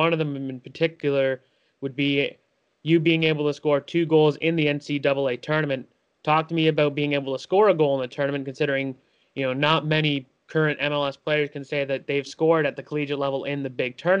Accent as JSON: {"language": "English", "country": "Canada", "said": "us Canadian people up here in Canada"}